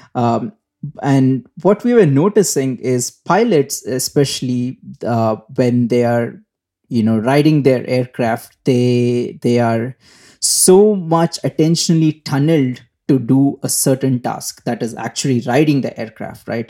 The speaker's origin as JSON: {"language": "English", "country": "India", "tie": "born or raised there", "also_born_or_lived": "Singapore", "moved": "as an adult", "said": "I am from India. Um, I was, uh, born in India, brought up in India, uh, uh, for most of my life"}